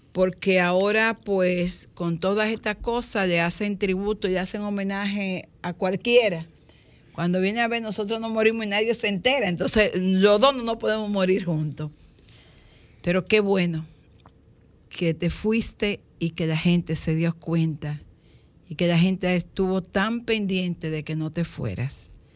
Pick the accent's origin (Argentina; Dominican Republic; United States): Dominican Republic; raíces de lo que somos como dominicanos